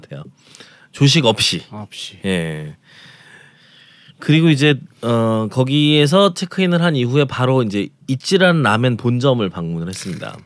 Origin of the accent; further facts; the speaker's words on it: Jeonju, North Jeolla, South Korea; moved away; 저도 전주를 떠난 지가 오래돼서